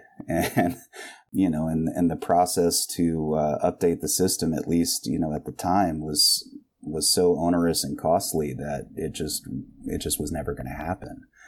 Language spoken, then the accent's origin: English; Winston-Salem, North Carolina, United States; this is my hometown